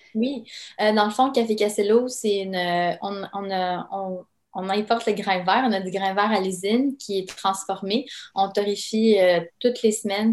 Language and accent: French; Quebec City, Quebec, Canada; also born or lived in Yugoslavia; on a immigré évidemment euh, à Québec en raison d'une guerre civile qui a éclaté dans mon pays natal